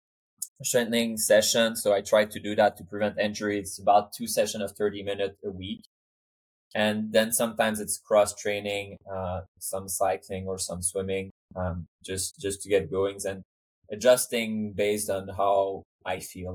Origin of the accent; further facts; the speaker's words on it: Montreal, Quebec, Canada; also born or lived in Switzerland / Sweden / Cambridge, United States; now in United States; I'm from Canada, I'm from Montreal, and I live in Switzerland and Sweden before coming to the US.